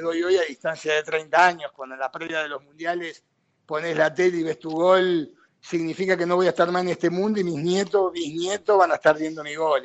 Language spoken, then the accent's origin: Spanish; Argentina; moved away as an adult